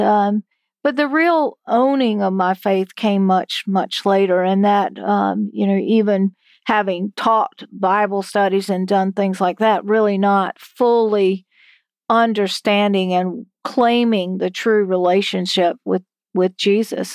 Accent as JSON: {"language": "English", "area": "Hyde County", "region": "North Carolina", "country": "United States", "tie": "born or raised there", "said": "where I grew up in Hyde County"}